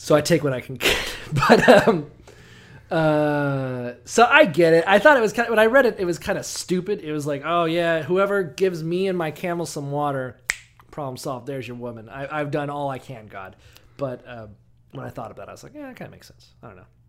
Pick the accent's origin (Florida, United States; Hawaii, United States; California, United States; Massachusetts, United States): Florida, United States; Orlando; I'm from Orlando